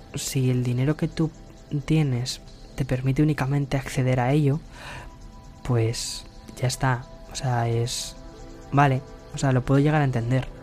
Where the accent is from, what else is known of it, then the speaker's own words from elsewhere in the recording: Spain; mi país